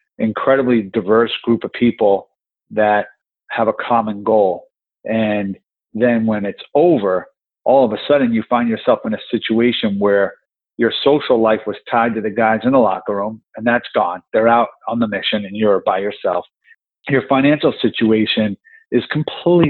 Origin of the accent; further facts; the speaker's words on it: New Jersey, United States; I grew up in New Jersey